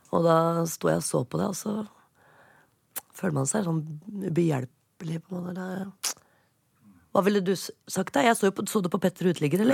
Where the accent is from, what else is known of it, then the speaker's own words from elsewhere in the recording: Oslo, Norway; jeg er fra Oppsal